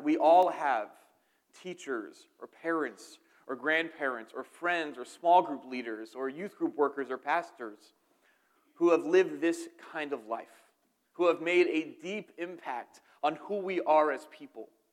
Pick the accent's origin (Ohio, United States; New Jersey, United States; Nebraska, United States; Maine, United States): New Jersey, United States; outside of Philadelphia; I'm from New Jersey, outside of Philadelphia